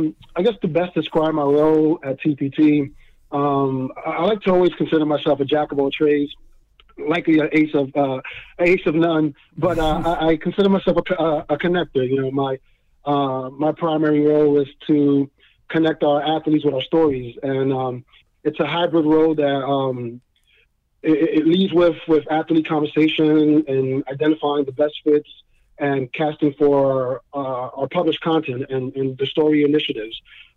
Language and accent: English; New York, United States; the one that I looked up to the most as growing up in New York is David Winfield.